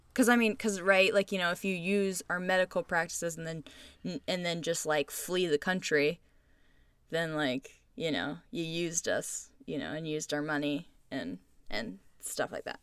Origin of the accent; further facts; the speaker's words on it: United States; as American citizens